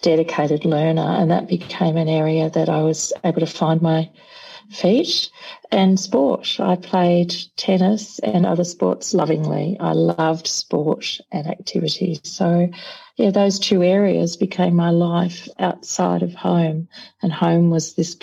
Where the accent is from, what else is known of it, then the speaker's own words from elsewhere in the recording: Melbourne, Victoria, Australia; I was born in Sandringham Hospital in Melbourne. So I'm Melbourne born and bred.